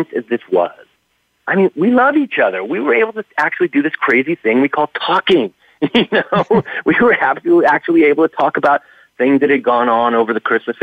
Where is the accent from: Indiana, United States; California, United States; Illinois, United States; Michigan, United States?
California, United States; now in New York, United States; I'm from California originally